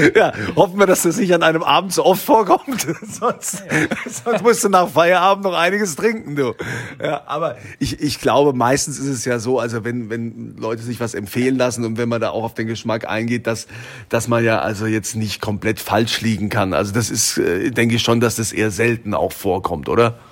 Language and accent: German; Germany; bei uns in Deutschland